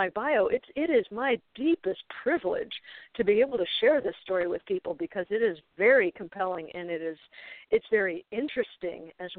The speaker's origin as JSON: {"language": "English", "town": "Chicago", "region": "Illinois", "country": "United States", "tie": "born or raised there", "moved": "yes", "lives_now": "central Illinois, United States", "said": "I didn't grow up in this area. I grew up in the Chicago suburbs"}